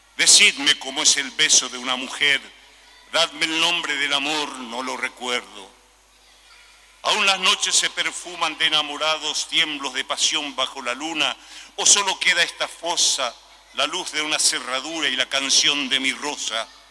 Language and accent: Spanish; Paraguay; now in Uruguay; yo soy paraguayo